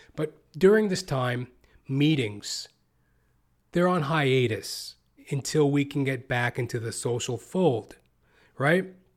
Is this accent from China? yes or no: no; Canada; as a Canadian